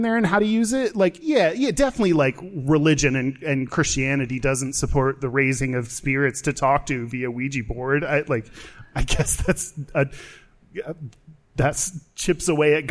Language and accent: English; Katy, Texas, United States; I grew up in Katy, Texas, suburb of Houston